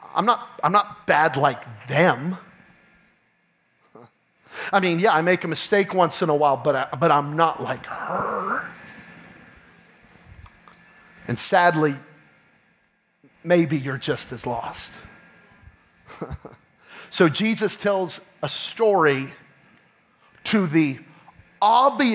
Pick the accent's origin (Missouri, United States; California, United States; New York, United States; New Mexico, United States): New Mexico, United States; I'm from New Mexico